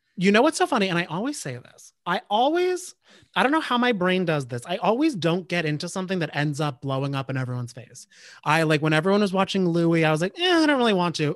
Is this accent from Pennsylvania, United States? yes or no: no; New Jersey, United States; I grew up in Jersey, so I was New Jersey